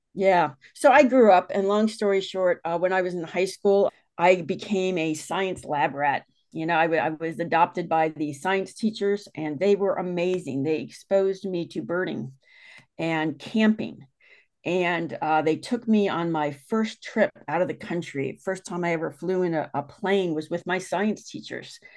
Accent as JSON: {"language": "English", "town": "Westerville", "region": "Ohio", "country": "United States", "tie": "born or raised there", "said": "I grew up in Ohio mm-hmm. and moved to a little town called Westerville"}